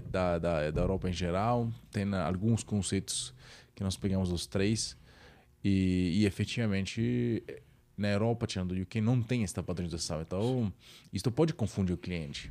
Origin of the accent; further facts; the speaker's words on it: Naples, Campania, Italy; Portuguese is a second language; moved away as an adult; now in São Paulo, Brazil; eu sou italiano, que sou italiano, de Napoli. Na verdade, eu sempre brinco que eu sou carioca da gema de Napoli